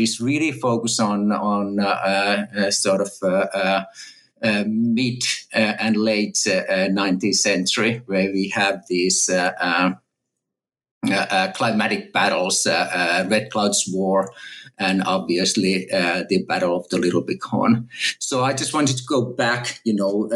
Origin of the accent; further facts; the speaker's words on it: Finland; moved away as an adult; also born or lived in Texas, United States / California, United States; now in Oxford, United Kingdom; I'm a native Finn. And I grew up in Finland and went to school in Finland